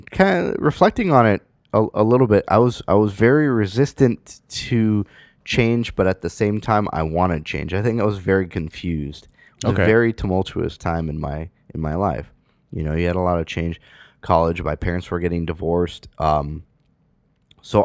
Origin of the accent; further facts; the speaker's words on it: San Francisco, California, United States; moved away as an adult; I grew up in San Francisco. I spent the better part of my, you know, life in, I wouldn't say the better part of my life, but up until I was 18 in San Francisco.